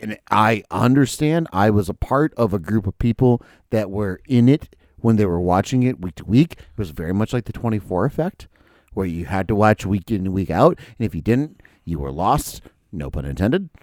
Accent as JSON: {"language": "English", "region": "Minnesota", "country": "United States", "tie": "born or raised there", "said": "I was born in Minnesota"}